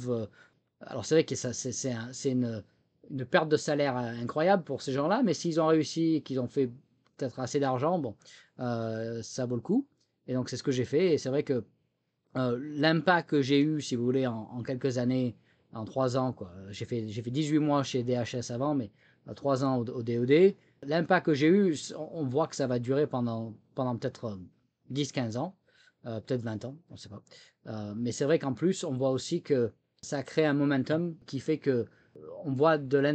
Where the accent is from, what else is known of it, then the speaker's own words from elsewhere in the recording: France; accent: French; now in United States; Bon, je suis américain aujourd'hui, mais c'est vrai que bon, il y a toujours l'accent français quand même même si je, perds mes mots en français aujourd'hui au bout de 12 ans